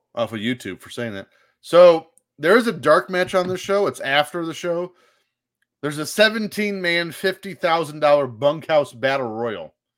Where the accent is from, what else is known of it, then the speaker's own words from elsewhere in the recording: Indiana, United States; where I grew up in Indiana